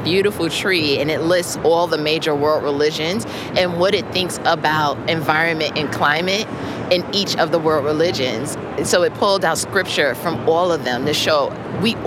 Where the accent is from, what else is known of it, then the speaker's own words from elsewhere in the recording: New York, United States; now in South Carolina, United States; I am residing currently in South Carolina, but I'm from New York